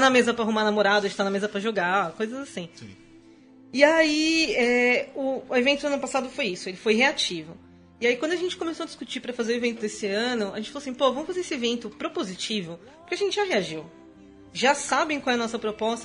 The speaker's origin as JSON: {"language": "Portuguese", "town": "Guarulhos", "region": "São Paulo", "country": "Brazil", "said": "eu sou de Guarulhos"}